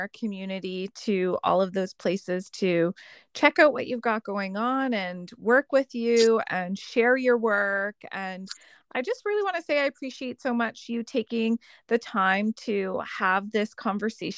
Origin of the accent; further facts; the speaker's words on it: Nova Scotia, Canada; also born or lived in northern Canada; now in Vancouver Island, Canada; I lived up north for 3 years and I'm from Nova Scotia